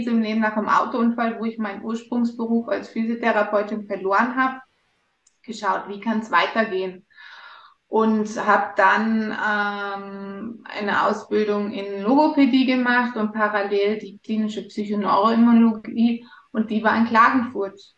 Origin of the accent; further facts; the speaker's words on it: Germany; born there; ich bin geboren in Deutschland, bin, habe schon als kleines Mädchen gesagt, dass ich mal einen österreichischen Snowboardlehrer heiraten werde.